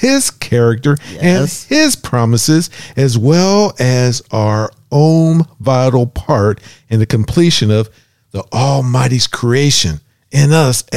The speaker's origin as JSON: {"language": "English", "town": "Pittsburgh", "region": "Pennsylvania", "country": "United States", "said": "we're from Pittsburgh"}